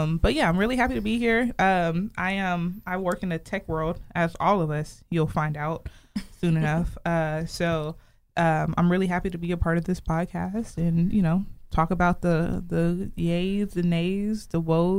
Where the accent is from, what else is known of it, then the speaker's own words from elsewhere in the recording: Atlanta, Georgia, United States; moved away as an adult; now in Dallas, United States; I'm from Atlanta, Georgia, originally. I've been in Dallas for about 2 years.